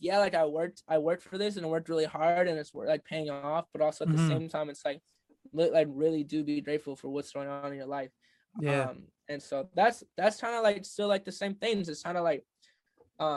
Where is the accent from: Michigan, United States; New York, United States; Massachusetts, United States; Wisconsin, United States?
Michigan, United States; Midland; I'm from Michigan, and when I'm from Michigan, there's not a whole lot of music culture.